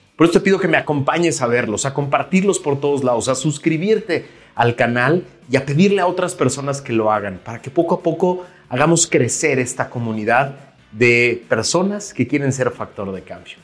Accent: Mexico; como mexicanos

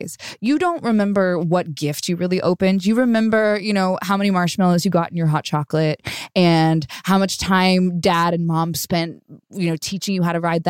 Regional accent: Long Beach, California, United States; growing up in Long Beach, California

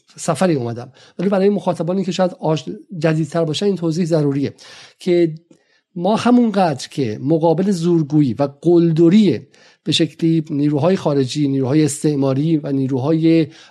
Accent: Iran; now in United Kingdom; به عنوان یک ایرانی که در انگلیس زندگی میکنه

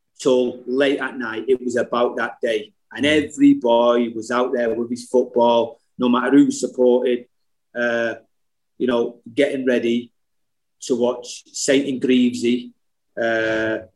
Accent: Salford, North West England, United Kingdom; growing up in Salford

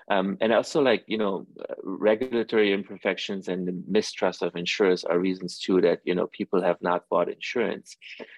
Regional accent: Iran; born there; I actually, you know, as I mentioned, I was born in Iran, and Iran in the Middle East are also very family oriented.

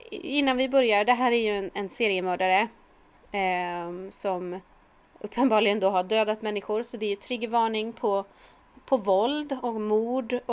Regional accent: Tierp, Uppsala County, Sweden

